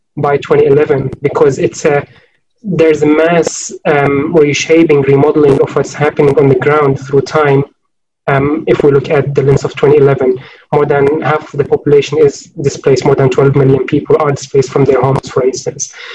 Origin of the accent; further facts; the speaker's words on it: Homs, Homs Governorate, Syria; moved away as an adult; also born or lived in Oxford, United Kingdom; in Homs, in my neighborhood